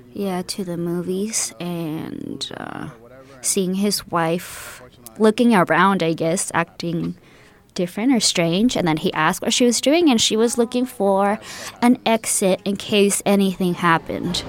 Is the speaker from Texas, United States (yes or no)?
yes; El Paso, Texas, United States; also born or lived in Ciudad Juárez, Mexico; now in San Francisco Bay Area, United States; I am half from Juarez and half from El Paso. I just like to say the border. I'm from the border